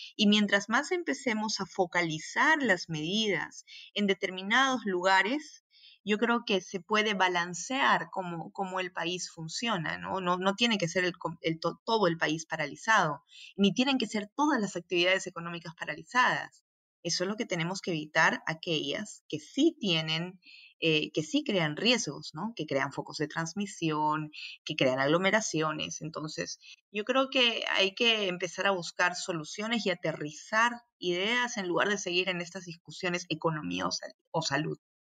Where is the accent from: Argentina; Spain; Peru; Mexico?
Peru; Arequipa; moved away as an adult; also born or lived in Rio de Janeiro, Brazil / Democratic Republic of the Congo; now in Belgium; estudié en, Arequipa, yo soy de Arequipa, soy provinciana